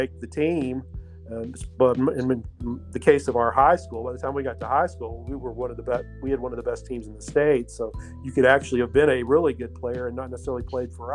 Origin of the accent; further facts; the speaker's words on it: Hardin County, Kentucky, United States; I'm from Hardin County. I graduated from North Hardin in 1982